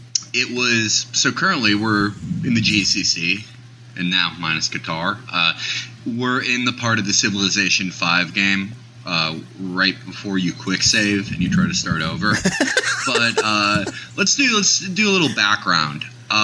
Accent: Midwest, United States; just as a creative kid growing up in the Midwest who never really fit in.

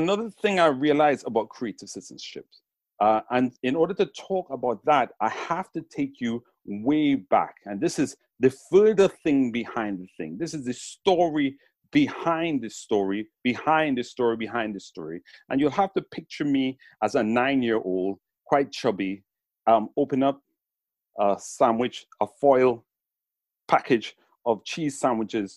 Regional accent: Trinidad & Tobago; now in England, United Kingdom; the paradise where I was raised in Trinidad

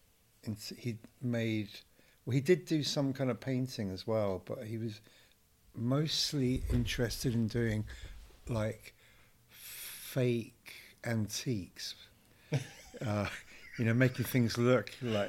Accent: Totnes, South West England, United Kingdom; also born or lived in Heswall, the Wirral / the Midlands; And then my parents moved to the Midlands and then to Devon. So, yeah, mostly in Devon, around Totnes, Dartington, in the 70s, 60s and 70s.

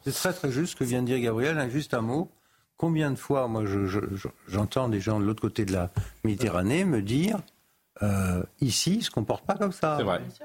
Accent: Paris, Île-de-France, France; je suis parisien

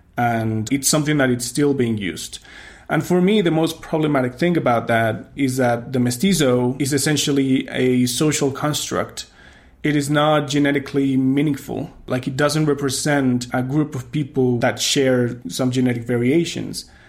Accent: Mexico City, Mexico; when I was growing up in Mexico City

